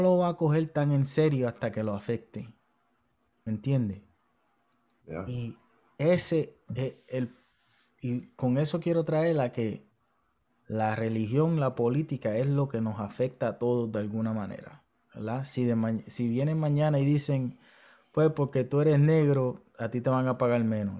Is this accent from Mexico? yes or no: no; Puerto Rico